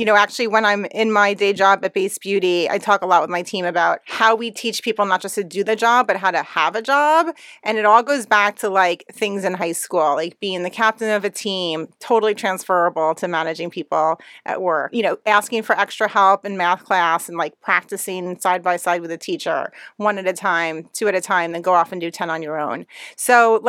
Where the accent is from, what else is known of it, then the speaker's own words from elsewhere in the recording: Roseland, New Jersey, United States; I grew up in Roseland, New Jersey